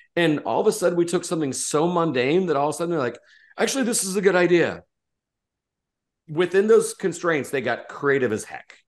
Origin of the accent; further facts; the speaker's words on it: Indiana, United States; I was from Indiana